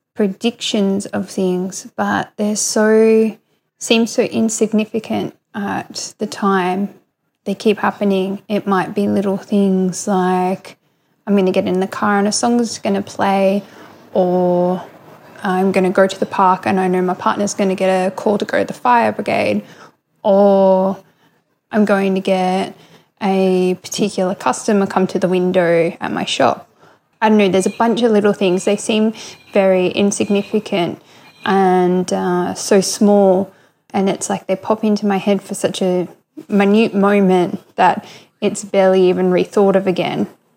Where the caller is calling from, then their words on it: Coffs Harbour, New South Wales, Australia; I'm from Australia, Coffs Harbour in Australia, New South Wales.